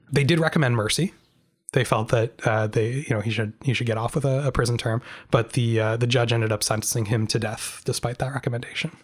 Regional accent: Canada; as a Canadian

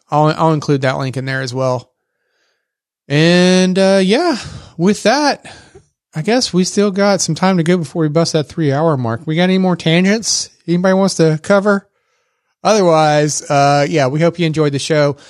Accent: Texas, United States; accent: Texas; my Texas accent

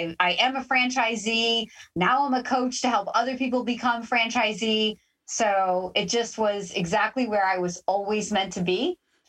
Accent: Canada; Okay. So being a Canadian, I thought you were going to say Tim Hortons.

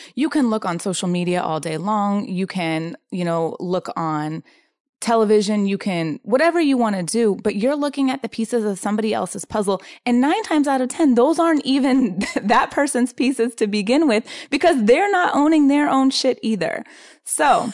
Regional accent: San Diego, California, United States; I'm from San Diego. And I, um, am, consider myself incredibly grateful to have grown up in Southern California

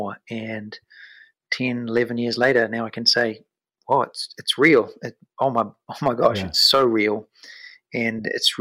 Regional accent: New Zealand; moved away as an adult; I've got a family of four and we're from New Zealand

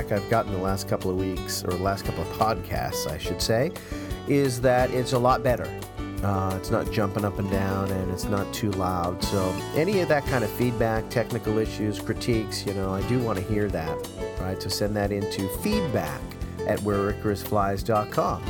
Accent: New England, United States; I grew up in New England.

